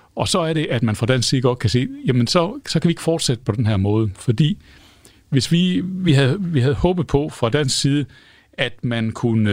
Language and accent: Danish; Denmark; som danskere